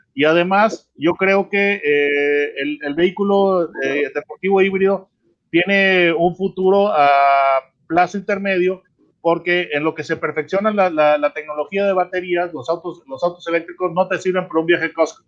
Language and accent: Spanish; Mexico; como mexicano